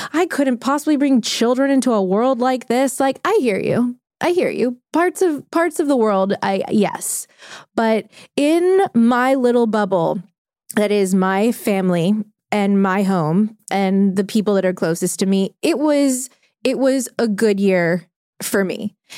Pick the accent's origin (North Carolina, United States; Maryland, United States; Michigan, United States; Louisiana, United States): Louisiana, United States; New Orleans; We grew up together in New Orleans